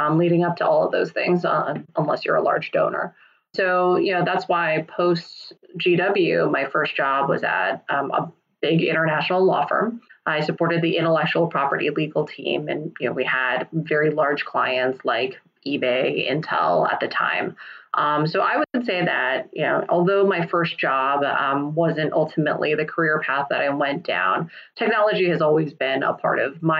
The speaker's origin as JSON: {"language": "English", "region": "Kansas", "country": "United States", "tie": "born or raised there", "said": "I'm first generation Taiwanese. So when my parents came over in the late 70s, I was born here. I was born in Kansas"}